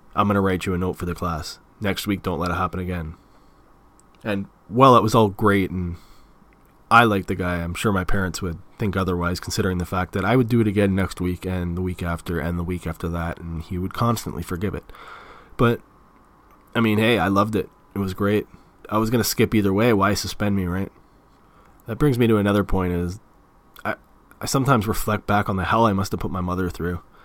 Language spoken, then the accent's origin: English; Mississauga, Ontario, Canada; accent: Canadian; also born or lived in Clarkson / Toronto; I was born in Port Credit, Mississauga, which is pretty close to Toronto